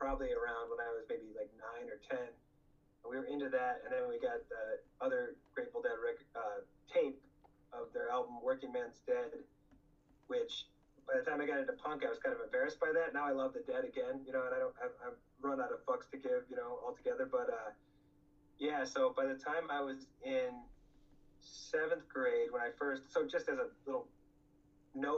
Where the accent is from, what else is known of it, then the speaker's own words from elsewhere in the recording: Rochester, New York, United States; also born or lived in Buffalo, New York; I am from the beautiful city of Rochester, New York